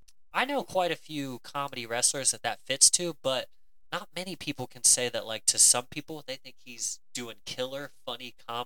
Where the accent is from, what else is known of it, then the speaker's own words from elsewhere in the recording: Cleveland, Ohio, United States; my hometown of Cleveland, Ohio